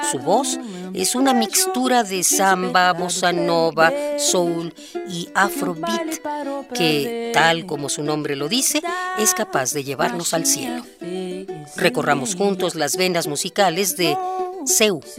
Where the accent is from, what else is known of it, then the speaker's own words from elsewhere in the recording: Brazil; Yo me siento extremadamente brasileña. Entonces, siempre intento dejar mis raíces muy evidentes